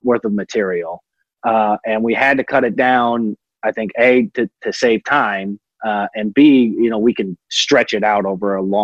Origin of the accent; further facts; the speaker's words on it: Los Angeles, California, United States; now in Texas, United States; my hometown of Los Angeles, where my friends and family there